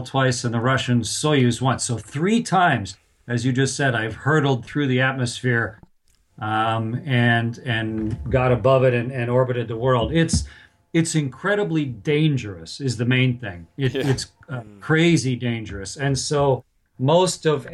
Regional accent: Canada; I'm from Canada

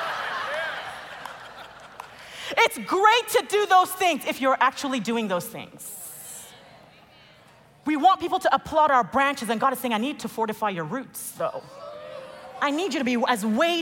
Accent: Nigeria; I'm Nigerian.

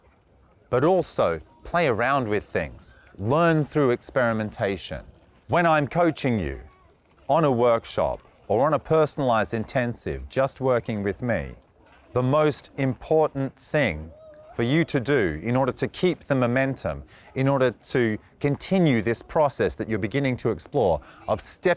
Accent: Australia; now in Budapest, Hungary; I'm from Australia

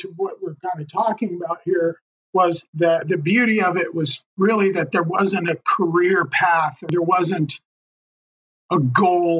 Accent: Denver, Colorado, United States; I was born in Denver, Colorado.

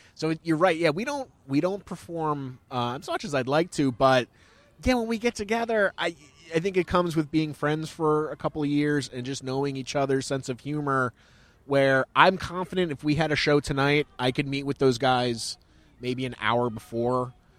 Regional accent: Pennsylvania, United States; now in New York, United States; I come from Pennsylvania, and I, I didn't move to New York

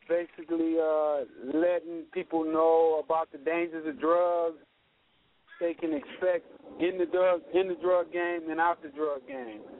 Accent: Los Angeles, California, United States; I grew up in South Central Los Angeles.

